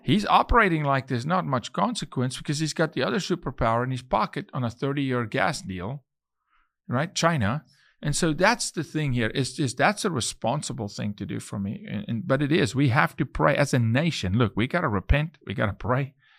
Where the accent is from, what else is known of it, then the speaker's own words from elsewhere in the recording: South Africa; moved away as an adult; now in Texas, United States; I'm from South Africa, but I'm Texan